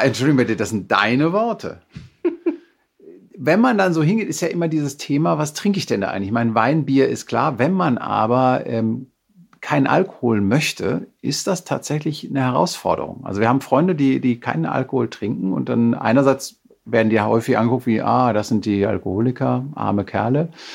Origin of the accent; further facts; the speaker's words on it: Münsterland, North Rhine-Westphalia, Germany; für mich als Münsterländer